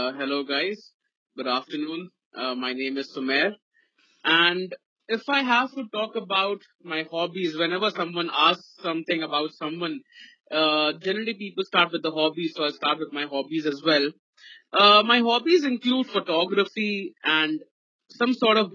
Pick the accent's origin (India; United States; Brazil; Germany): India; Ranchi, Jharkhand; I'm from Ranchi. So from here, from Ranchi